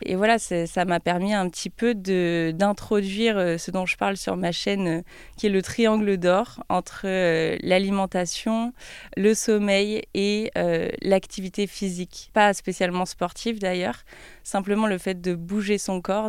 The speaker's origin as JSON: {"language": "French", "town": "Troyes", "region": "Grand Est", "country": "France", "tie": "born or raised there", "also_born_or_lived": "Paris", "moved": "as an adult", "lives_now": "Lyon, France", "said": "dans ma ville natale, à Troyes, j'ai été élève euh, pendant dix ans à l'école des beaux-arts"}